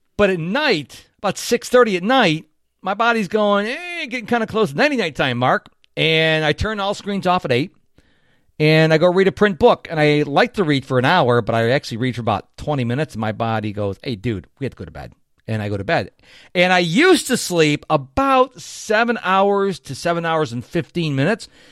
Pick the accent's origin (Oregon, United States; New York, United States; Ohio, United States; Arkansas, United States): New York, United States; Rochester; now in Houston, United States; I'm originally from Rochester, New York